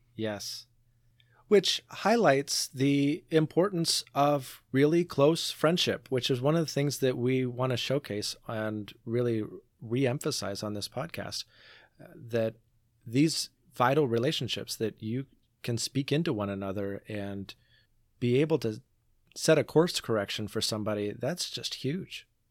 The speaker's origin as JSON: {"language": "English", "town": "Portland", "region": "Oregon", "country": "United States", "tie": "born or raised there", "said": "I grew up in Portland"}